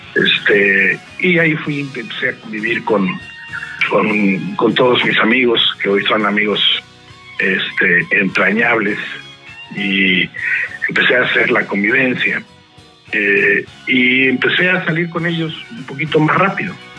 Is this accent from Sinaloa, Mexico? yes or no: no; Mexico City, Mexico; moved away as an adult; also born or lived in San Diego, California / Tijuana; now in Monterrey, Mexico; Yo soy del Distrito Federal. Yo nací en México y a los 40 años me salí de la Ciudad de México